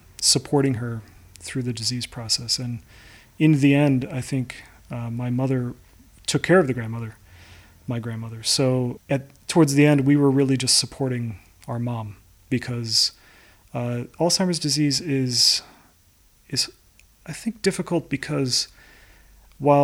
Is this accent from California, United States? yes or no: no; Chicago, Illinois, United States; moved away as an adult; also born or lived in Stockholm; now in New York, United States; I am from Chicago, Illinois, in the United